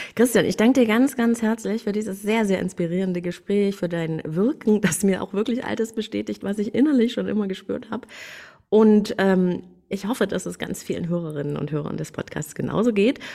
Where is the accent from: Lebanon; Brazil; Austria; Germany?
Germany; East Germany; ich bin in der DDR geboren. Ich hätte nie gedacht, dass, dass die mal ein Ende haben würde, als ich da so aufwuchs